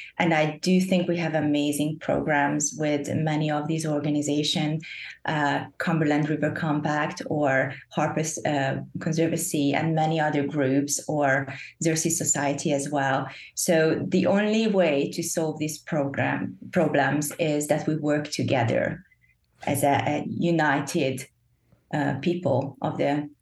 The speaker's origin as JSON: {"language": "English", "country": "Hungary", "tie": "born or raised there", "also_born_or_lived": "Netherlands", "moved": "as an adult", "lives_now": "Nashville, United States", "said": "I grew up in Europe, in Hungary, and I studied in the Netherlands, and I moved to Nashville"}